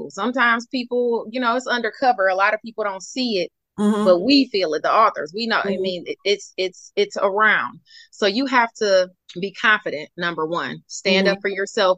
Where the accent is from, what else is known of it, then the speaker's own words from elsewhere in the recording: Detroit, Michigan, United States; I'm from Detroit. I was born in Detroit.